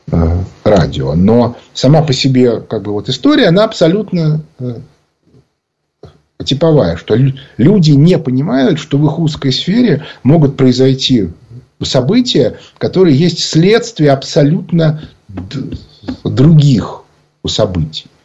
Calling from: Moscow, Russia

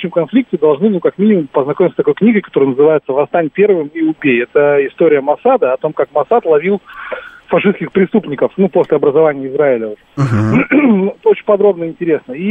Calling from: Moscow, Russia; Да, здравствуйте. Москва.

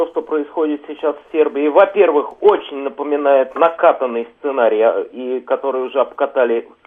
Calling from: Moscow, Russia; я из Москвы.

